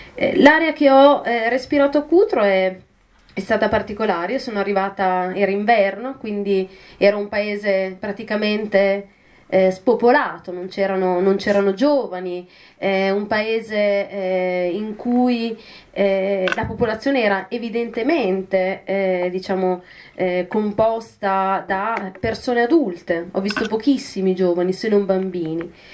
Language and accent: Italian; province of Mantua, Lombardy, Italy; io vengo da un comune della provincia di Mantova